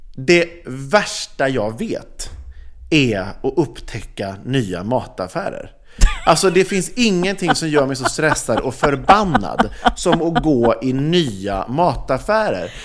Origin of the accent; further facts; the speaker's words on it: Sweden; oss som är svenskar